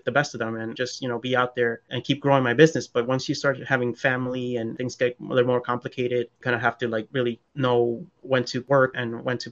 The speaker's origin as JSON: {"language": "English", "town": "New York City", "region": "New York", "country": "United States", "tie": "born or raised there", "said": "I have my best friend who I grew up with back in Queens, like as a kid"}